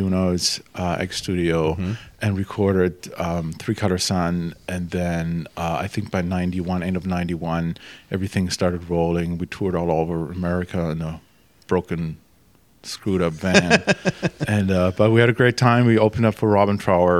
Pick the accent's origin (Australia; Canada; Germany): Germany; English is a second language; moved away as an adult; now in Seattle, United States; I'm original from Germany. I moved over here about 22 years ago.